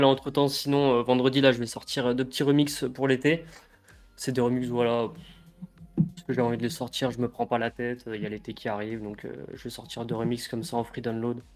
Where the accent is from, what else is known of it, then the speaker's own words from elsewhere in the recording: Paris suburbs, Yvelines, Île-de-France, France; moi, c'est euh, banlieue parisienne dans le 78